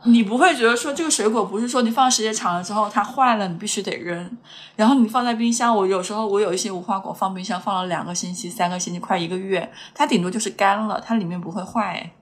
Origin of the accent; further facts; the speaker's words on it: Hunan, China; 虽然我是个湖南人